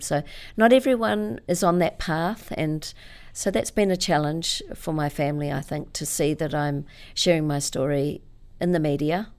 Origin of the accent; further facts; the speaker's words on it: Auckland, New Zealand; I was born in Auckland